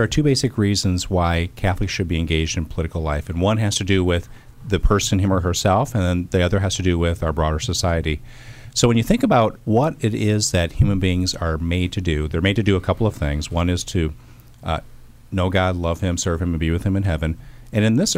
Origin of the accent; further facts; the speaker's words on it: Iowa, United States; I'm from Iowa